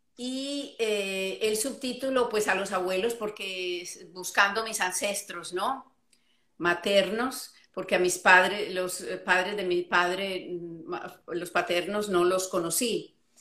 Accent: Medellín, Antioquia, Colombia; moved away as an adult; also born or lived in Florida, United States; now in United States; yo soy colombiana, eh, nacida en, Colombia criada en Colombia, pero emigré a los Estados Unidos eh, hace, uy, va a ser 35 años

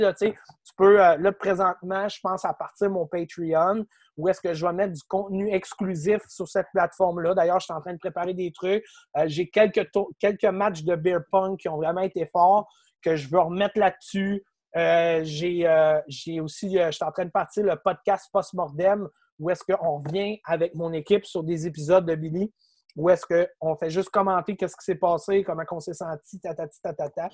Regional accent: Quebec City, Quebec, Canada; je viens de Québec

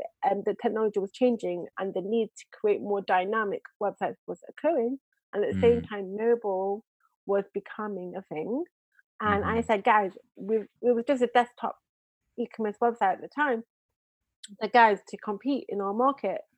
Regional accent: Manchester, North West England, United Kingdom; now in Israel; I'm originally from England, Manchester, England. I now live in Israel.

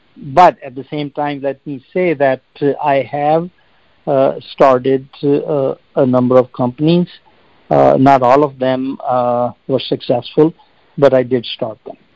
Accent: India; moved away; I grew up in India

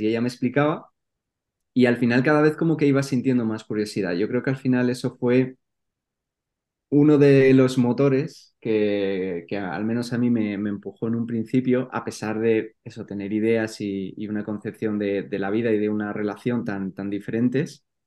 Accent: Madrid, Community of Madrid, Spain; soy de Madrid y bueno, he vivido ahí toda mi vida

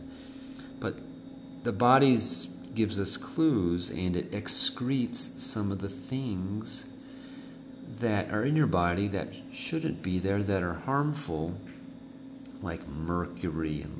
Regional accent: United States; moved away as an adult; now in Mexico; I'm from the United States

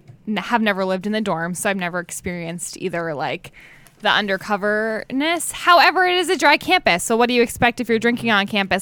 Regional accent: New Hampshire, United States; moved away as an adult; I'm from New Hampshire

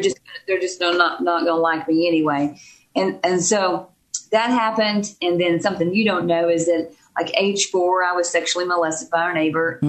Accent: Texas, United States; moved away as an adult; also born or lived in Dallas Fort Worth area, Texas; now in Davis, United States; we're originally from Texas.

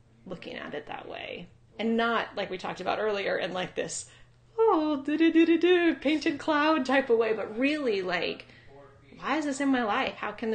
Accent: Ojai, California, United States; also born or lived in Maui, Hawaii / San Diego, California / Bellingham, Washington / Olympic Peninsula, Washington; now in Bend, United States; I am originally from Southern California. I grew up in a little town called Ojai, right outside of Santa Barbara

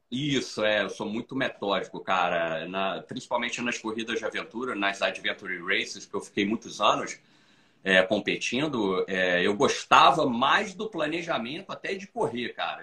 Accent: Brazil; now in Florida, United States; eu sou brasileiro, moro aqui

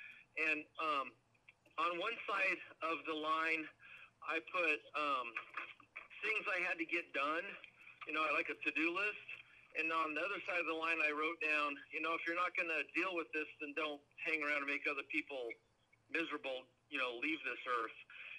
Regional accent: Oregon, United States; And but as a kid growing up in Oregon, it rained 9 months out of the year.

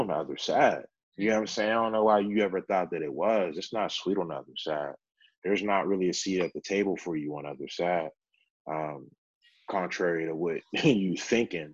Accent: Pittsburgh, Pennsylvania, United States; I grew up in the East End

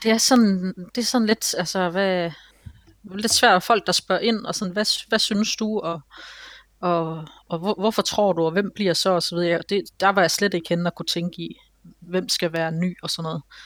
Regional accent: Aarhus, Central Denmark Region, Denmark; Nej, nej, jeg er helt indfødt Aarhusianer

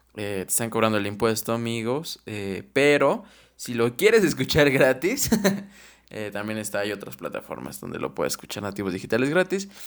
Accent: Mexico; como mexicanos, como ciudadanos

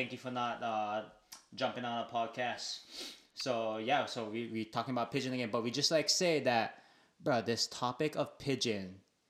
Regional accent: Waianae, Hawaii, United States; being from Waianae, oh my gosh. Okay, I would say growing up in Waianae, pigeon is most likely probably your first language

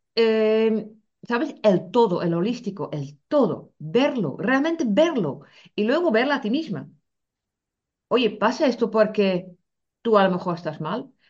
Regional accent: Netherlands; now in Spain; siendo holandesa

